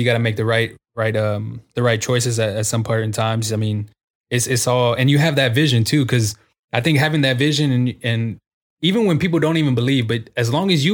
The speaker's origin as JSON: {"language": "English", "town": "San Antonio", "region": "Texas", "country": "United States", "said": "I'm from the Southwest side of San Antonio."}